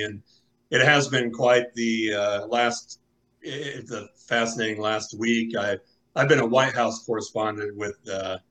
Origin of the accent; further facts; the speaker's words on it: Xenia, Ohio, United States; also born or lived in Florida; grew up in Xenia, I grew up in Ohio.